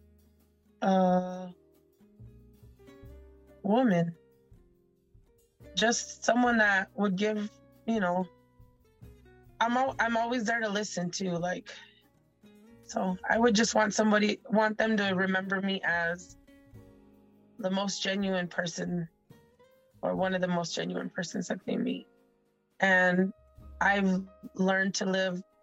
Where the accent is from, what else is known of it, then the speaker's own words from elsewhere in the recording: Tucson, Arizona, United States; we grew up in South Tucson in Barrio Libre